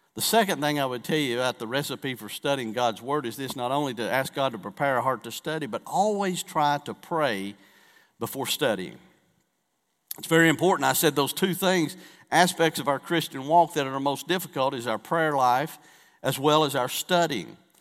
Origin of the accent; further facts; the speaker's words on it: the Bible Belt, United States; we are from the Bible Belt